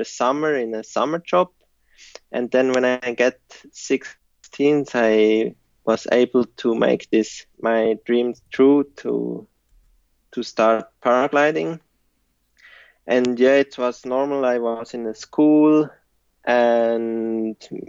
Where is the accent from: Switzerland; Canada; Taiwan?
Switzerland; Frutigen, Bern; English is a second language; I grew up in Frutigen. It's in the Swiss mountains, close to Interlaken